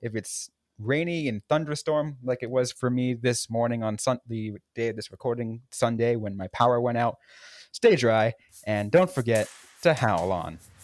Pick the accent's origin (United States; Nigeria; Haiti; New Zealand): United States; San Jose, California; I grew up in San Jose